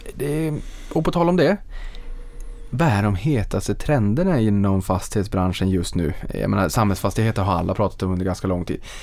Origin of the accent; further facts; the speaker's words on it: Boden, Norrbotten County, Sweden; Boden i min hemstad